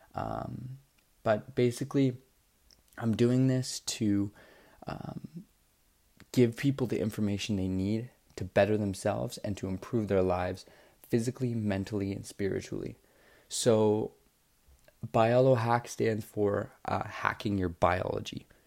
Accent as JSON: {"language": "English", "town": "Toronto", "region": "Ontario", "country": "Canada", "said": "I'm from Toronto, Ontario, Canada"}